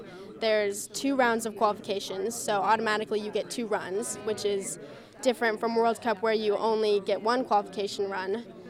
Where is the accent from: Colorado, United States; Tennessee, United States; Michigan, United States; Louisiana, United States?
Colorado, United States; Vail; I'm from Vail, Colorado